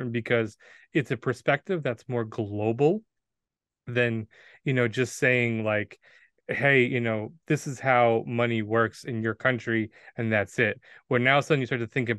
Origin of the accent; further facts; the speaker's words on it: United States; as an American who had these different kind of values, both good and bad, you know, spewed upon me over the years